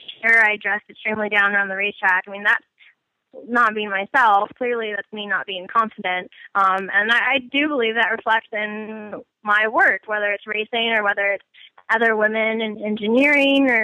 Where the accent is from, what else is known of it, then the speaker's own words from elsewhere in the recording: United States; being American